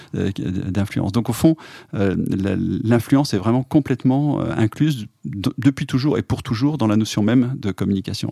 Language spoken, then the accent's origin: French; Clermont-Ferrand, Auvergne-Rhône-Alpes, France; moved away as an adult; now in Paris, France; je suis auvergnat, né à Clermont-Ferrand